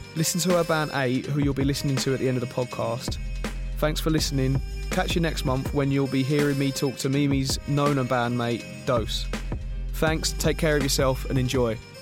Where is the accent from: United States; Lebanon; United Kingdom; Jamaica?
United Kingdom; someone who's always lived in Britain